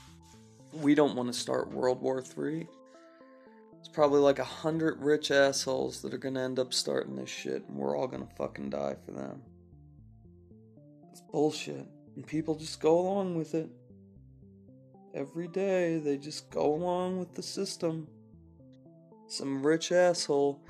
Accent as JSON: {"language": "English", "region": "California", "country": "United States", "said": "I'm from California"}